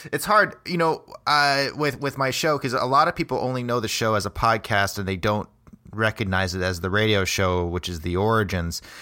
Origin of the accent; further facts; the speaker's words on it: United States; now in Des Moines, United States; I grew up in the Quad Cities originally